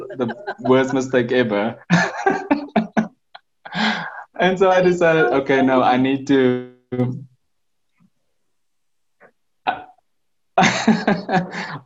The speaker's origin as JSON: {"language": "English", "town": "Windhoek", "region": "Khomas", "country": "Namibia", "tie": "born or raised there", "also_born_or_lived": "Gobabis, Namibia / Cape Town, South Africa", "said": "I basically grew up in Windhoek in Kommersdal"}